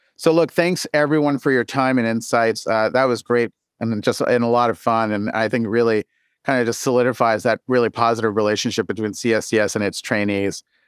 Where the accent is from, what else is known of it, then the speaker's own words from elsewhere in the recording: Canada; moved away; I'm Canadian and that I came out of a Canadian training environment